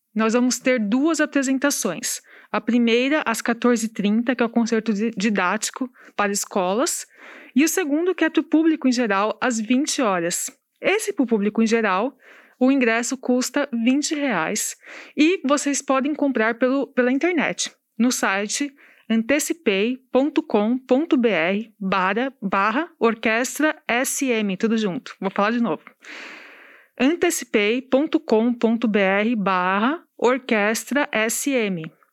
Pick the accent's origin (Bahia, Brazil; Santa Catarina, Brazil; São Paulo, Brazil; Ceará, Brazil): São Paulo, Brazil; moved away as an adult; eu sou de São Paulo, né? E quando vim para cá em 2019